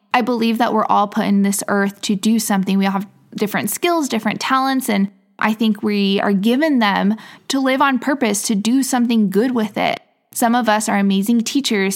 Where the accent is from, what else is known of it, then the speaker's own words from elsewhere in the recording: Midwest, United States; moved away as an adult; also born or lived in England; now in Miami, United States; I grew up in the Midwest and now I'm living in Miami, Florida